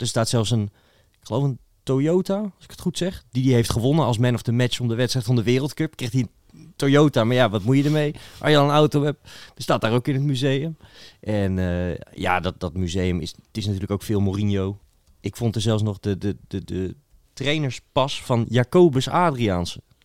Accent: Netherlands; voor mij als Hollander

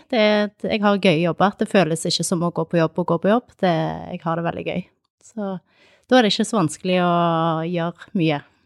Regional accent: Kilsund, Agder, Norway; also born or lived in Sandnes / Arendal; now in Tromøy, Norway; Opprinnelig så er jeg fra Sandnes. Jeg flytta til Sørlandet da jeg var ni. Jeg eh, bodde i Kilsund egentlig i oppveksten

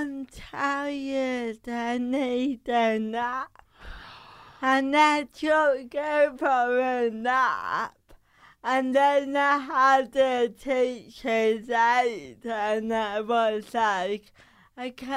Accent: Bridlington, Yorkshire and the Humber, United Kingdom; from Bridlington. I went to a secondary school of 1,600 kids

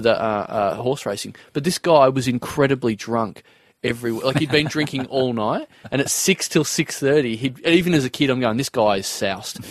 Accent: Maryborough, Victoria, Australia; now in Melbourne, Australia; I come from Maryborough, and that's like two and a half hours from here. Yeah, central Victoria, between Bendigo

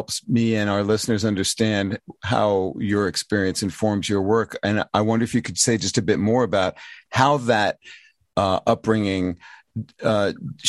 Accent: New York City, New York, United States; I'm from Brooklyn

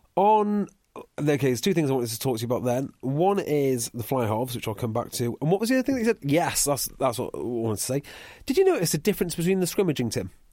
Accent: Welsh, Wales, United Kingdom; I'm Welsh

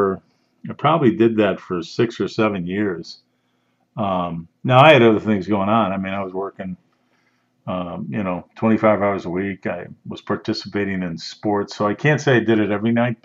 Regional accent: outside of Chicago, Illinois, United States; I grew up outside of Chicago, never been on a farm

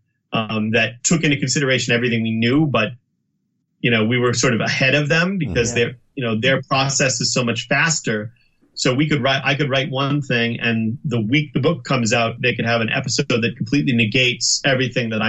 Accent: Boston, Massachusetts, United States; growing up in the Boston, Massachusetts area

